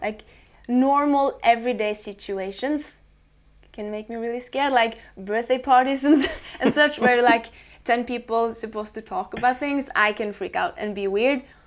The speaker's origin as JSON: {"language": "English", "area": "middle of Norway", "region": "central Norway", "country": "Norway", "tie": "born or raised there", "said": "born and raised in the middle of Norway, uh, out by the coast, uh, small town."}